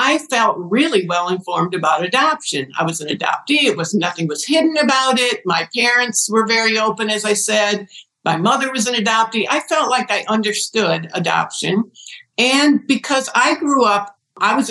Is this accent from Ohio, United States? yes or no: yes; Ohio, United States; born or raised there